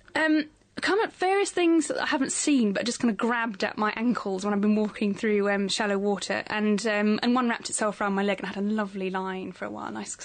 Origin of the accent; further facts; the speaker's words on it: England, United Kingdom; accent: English, posh; our English accents